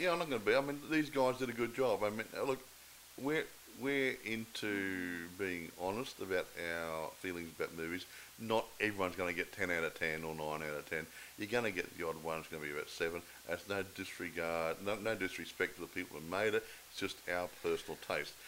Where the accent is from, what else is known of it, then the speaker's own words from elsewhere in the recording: Australia; I'm not English. Uh, I'm Australian